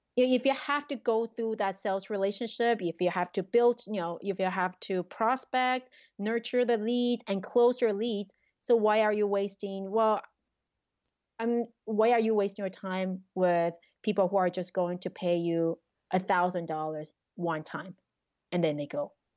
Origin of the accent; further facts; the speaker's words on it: Taiwan; also born or lived in Quebec, Canada; now in Canada; I grew up in Taiwan